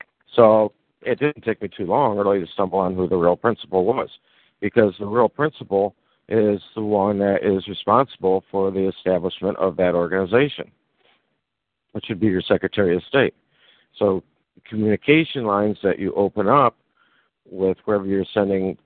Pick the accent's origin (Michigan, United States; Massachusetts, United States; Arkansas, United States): Michigan, United States; where I was born on Michigan